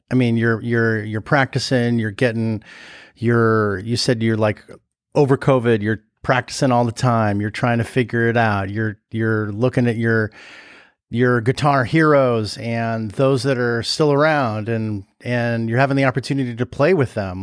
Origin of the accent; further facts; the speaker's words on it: Los Angeles, California, United States; I grew up in the Valley in L